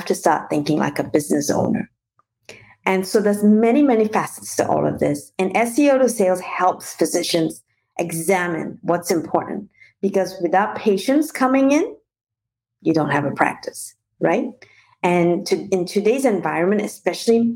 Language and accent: English; Malaysia; moved away as an adult; also born or lived in New Zealand / Paris / London / Shanghai; I actually was born and raised in Malaysia and did my international marketing and management degree in New Zealand